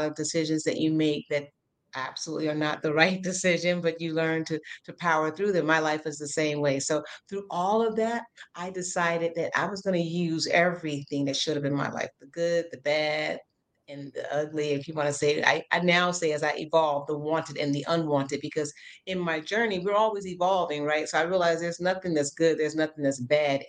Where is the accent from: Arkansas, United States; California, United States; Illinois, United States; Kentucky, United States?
Illinois, United States; Chicago; I'm from the South Side of Chicago originally